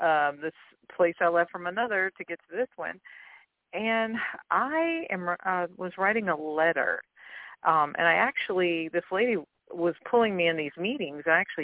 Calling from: Louisiana, United States

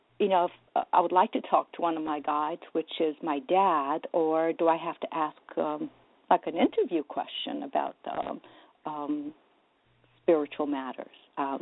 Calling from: New Jersey, United States; Hi, good morning, …. Good morning, …. … I'm from New Jersey.

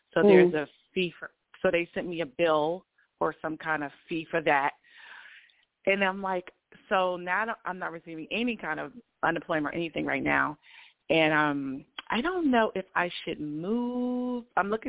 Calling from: Georgia, United States; I'm in Georgia.

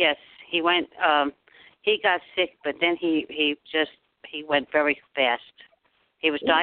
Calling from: Maine, United States; I'm calling in from Maine.

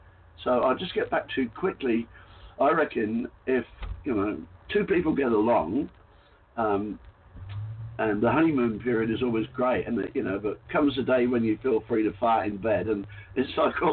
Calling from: Queensland, Australia; No, I'm in the Whitsunday Islands in Australia, so I couldn't be further from you, really.

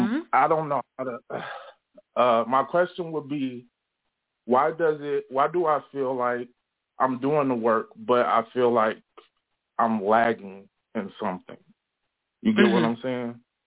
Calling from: Elgin, Illinois, United States; I'm calling from Elgin, Illinois.

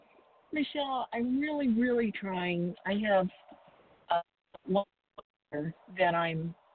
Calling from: Arizona, United States; I'm calling from Arizona.

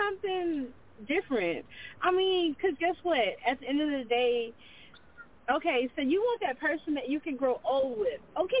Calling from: Lafayette, Louisiana, United States; I'm calling from Lafayette

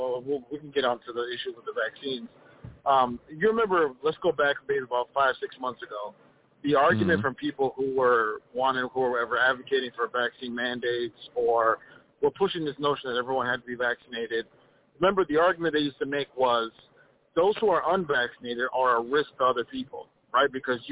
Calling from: Minnesota, United States

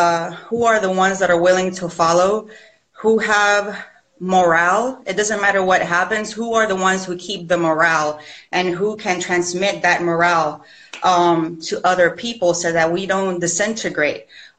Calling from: Puerto Rico; I'm calling in from Puerto Rico.

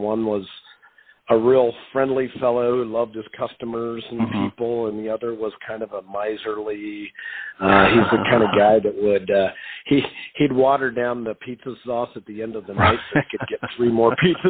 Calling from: Columbus, Ohio, United States; Calling from beautiful Columbus, Ohio.

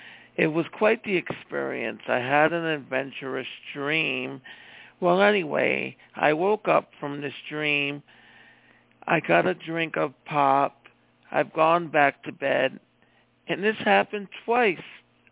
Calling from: Iowa, United States; from Iowa.

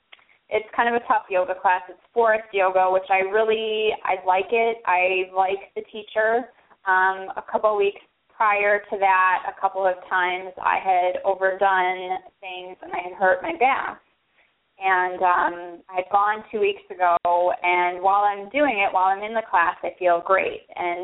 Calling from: Chicago, Illinois, United States; I'm calling from the greater Chicagoland area.

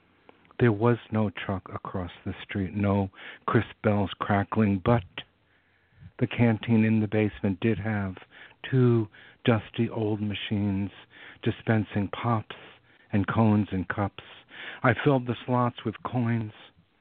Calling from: San Francisco, California, United States; I'm calling from the Bay Area. I live in San Francisco.

